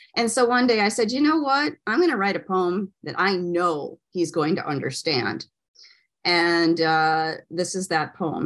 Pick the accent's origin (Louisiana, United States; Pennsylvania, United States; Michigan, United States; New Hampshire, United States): Michigan, United States; now in Florida, United States; I'm from Michigan originally. And when I moved to Florida